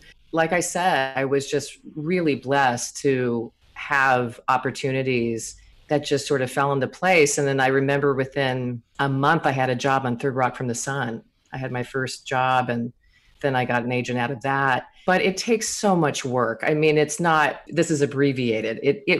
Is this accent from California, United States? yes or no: yes; Corona, California, United States; I grew up in the Inland Empire, Corona, California. So Inland Empire represented here.